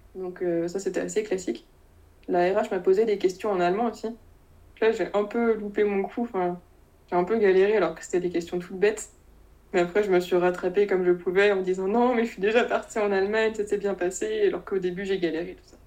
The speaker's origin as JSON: {"language": "French", "area": "Rennes region", "region": "Brittany", "country": "France", "tie": "born or raised there", "moved": "yes", "said": "Je suis originaire de la région de Rennes, donc je vais pas bouger très loin pour mes études."}